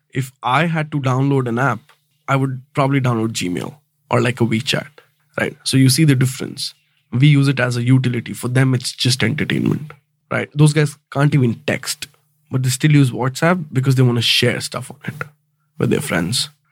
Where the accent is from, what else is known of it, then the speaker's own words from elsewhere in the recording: North India, India; moved away; I'm from the North India